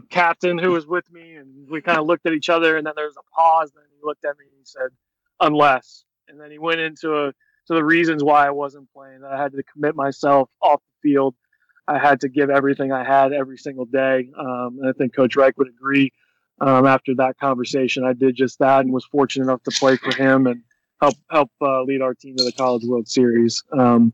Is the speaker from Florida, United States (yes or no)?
yes; Central Florida, United States; I grew up in the Central Florida area